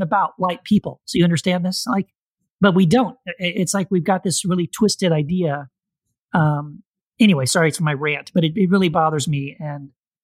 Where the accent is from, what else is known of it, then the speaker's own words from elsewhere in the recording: Texas border towns, United States; also born or lived in Tennessee; I was born in Tennessee. And we moved away from Tennessee, my mom and dad and I, when I was like in second grade, and we moved to Texas, and we lived on the border, like border towns in Texas. And that's mostly where I grew up